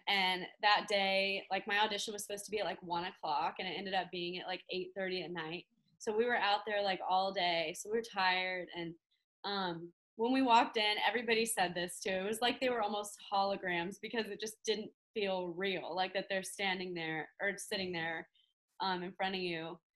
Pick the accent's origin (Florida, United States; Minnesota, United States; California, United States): Florida, United States; Orlando; moved away as an adult; now in Nashville, United States; I grew up in Orlando, Florida, which is where I am right now. Um, I lived here till I was 18. Um, right after high school, I moved to Nashville